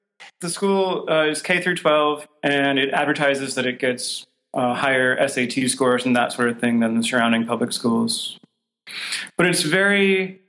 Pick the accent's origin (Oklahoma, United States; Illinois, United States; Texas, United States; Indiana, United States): Indiana, United States; Fishers; also born or lived in Colorado Springs; I grew up mostly in a north suburb of Indianapolis